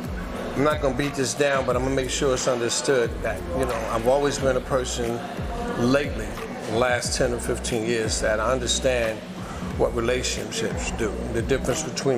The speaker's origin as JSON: {"language": "English", "region": "New York", "country": "United States", "said": "I'm from Harlem, 164th Street, Amsterdam."}